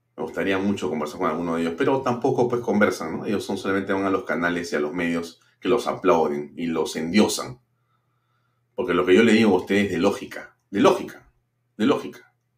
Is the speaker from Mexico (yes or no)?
no; Peru; Si algo somos los peruanos, es caritativos y solidarios